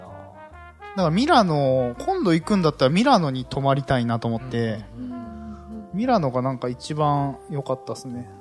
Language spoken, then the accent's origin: Japanese; Kyoto, Japan; 俺京都人